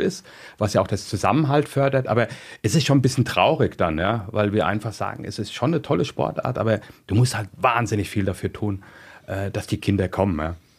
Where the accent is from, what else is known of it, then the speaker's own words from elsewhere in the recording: Mainz, Rhineland-Palatinate, Germany; also born or lived in Gau-Algesheim; ich bin in Mainz groß geworden